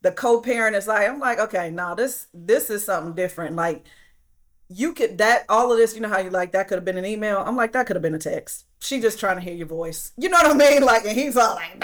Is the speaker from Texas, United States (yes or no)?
no; Flint, Michigan, United States; I'm from Flint, Michigan, and I grew up the same way